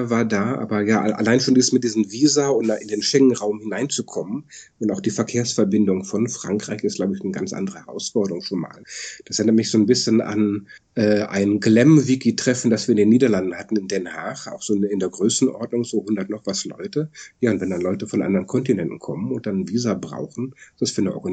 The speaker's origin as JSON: {"language": "German", "country": "Germany", "lives_now": "Netherlands", "said": "ich bin halt Deutsche, der im Ausland wohnt."}